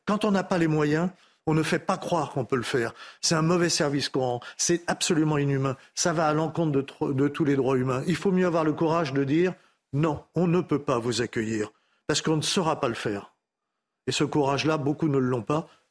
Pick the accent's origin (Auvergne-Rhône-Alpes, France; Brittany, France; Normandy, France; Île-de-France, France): Île-de-France, France; Paris; je suis né à Paris